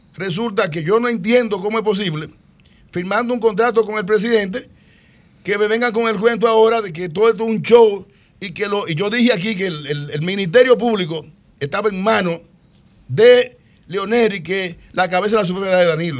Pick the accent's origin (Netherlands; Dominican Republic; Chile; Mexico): Dominican Republic; nosotros somos dominicanos.